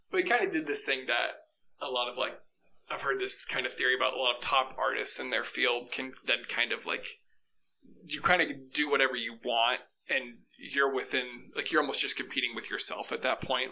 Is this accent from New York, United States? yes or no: no; Ankeny, Iowa, United States; moved away as an adult; also born or lived in Dubuque, Iowa; now in Boise, United States; I'm from Ankeny, Iowa, which is right outside Des Moines, Iowa